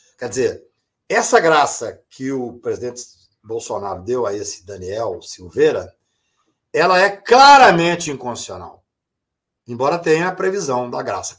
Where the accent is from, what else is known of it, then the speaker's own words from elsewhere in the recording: Patos de Minas, Minas Gerais, Brazil; Eu sou da, do interior de Minas Gerais, de Patos de Minas